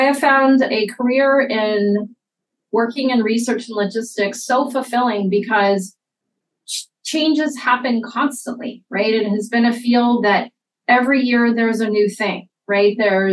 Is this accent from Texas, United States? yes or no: yes; Houston, Texas, United States; moved away as an adult; also born or lived in Atlanta, Georgia; now in Iowa, United States; I actually grew up in Houston, Texas.